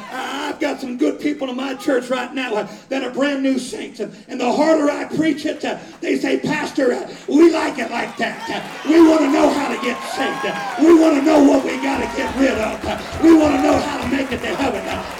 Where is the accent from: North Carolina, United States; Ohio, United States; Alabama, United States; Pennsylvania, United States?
Ohio, United States; moved away; also born or lived in Florida; I was born and raised in Ohio